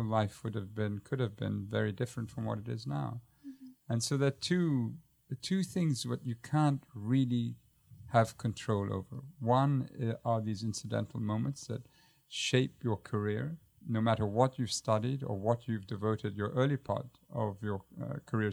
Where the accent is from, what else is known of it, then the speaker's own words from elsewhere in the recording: Jordan; moved away; also born or lived in United Kingdom / Baltimore, Maryland; I had to do my national service, which took me back to my home country